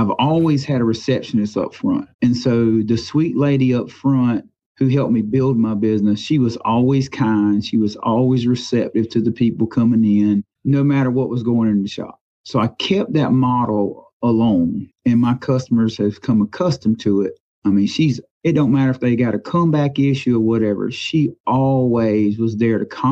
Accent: Florence, South Carolina, United States; also born or lived in Pamlico, South Carolina; I grew up in Florence, South Carolina

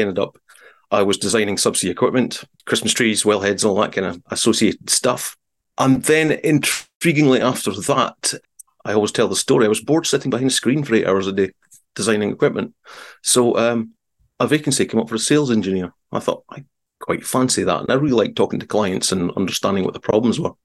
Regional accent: south of Aberdeen, Scotland, United Kingdom; I'm not from the Aberdeen area. I'm from a little further south

